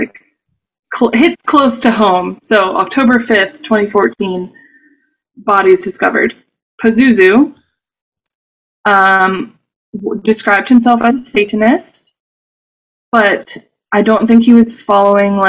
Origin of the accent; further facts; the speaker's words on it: Clemmons, North Carolina, United States; I'm from Clemens, North Carolina, which is a tiny village suburb of Winston-Salem